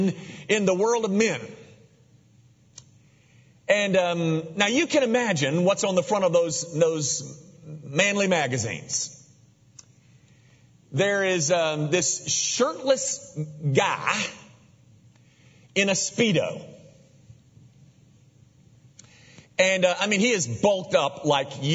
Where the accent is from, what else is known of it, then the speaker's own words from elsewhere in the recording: Memphis, Tennessee, United States; I was raised in Memphis as a baseball player